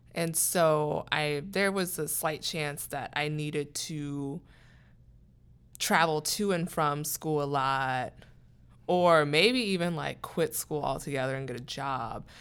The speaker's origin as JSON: {"language": "English", "town": "Columbus", "region": "Ohio", "country": "United States", "moved": "as an adult", "lives_now": "Pittsburgh, United States", "said": "I am from Columbus, Ohio, and I came to Pittsburgh for college"}